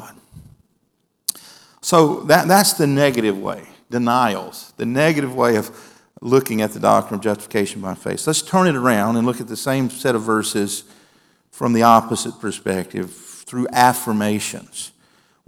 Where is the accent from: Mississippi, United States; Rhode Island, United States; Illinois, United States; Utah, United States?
Mississippi, United States; moved away; Back in my home state